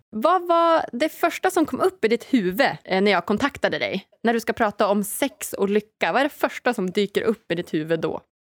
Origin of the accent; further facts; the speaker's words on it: Norrland, Sweden; now in Stockholm, Sweden; Jag är ju hemma i Norrland istället för att vara i Stockholm där jag bor till vardags